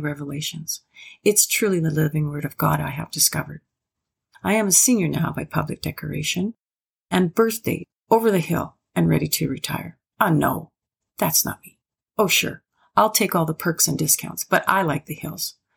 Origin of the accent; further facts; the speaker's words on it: Prairie Provinces, Canada; also born or lived in Athabasca, Alberta; proud to be a Canadian, born and raised in the Prairie Provinces, now residing in the small rural town called Athabasca in northern Alberta